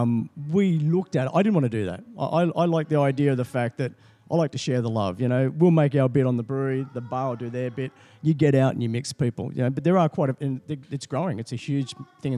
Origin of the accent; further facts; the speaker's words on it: Taree, New South Wales, Australia; now in Sydney, Australia; Taree. Mid North Coast, yeah, New South Wales. It's a small town.